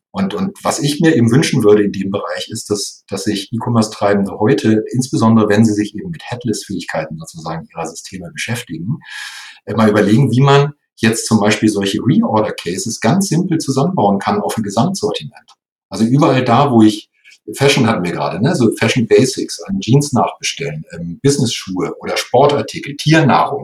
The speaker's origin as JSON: {"language": "German", "region": "Lower Saxony", "country": "Germany", "tie": "born or raised there", "also_born_or_lived": "Munich", "said": "ich in Nordlicht bin, also gebürtiger Niedersachse"}